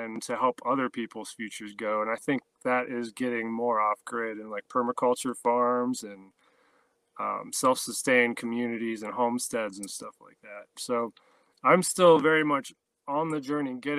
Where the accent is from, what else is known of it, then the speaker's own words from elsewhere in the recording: Ohio, United States; moved away; I grew up in Ohio, not far from where you're at, in the city